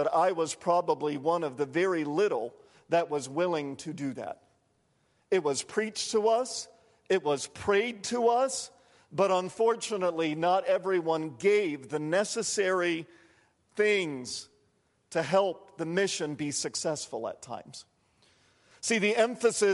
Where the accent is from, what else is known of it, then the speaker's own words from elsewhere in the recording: Providence, Rhode Island, United States; growing up in Providence, Rhode Island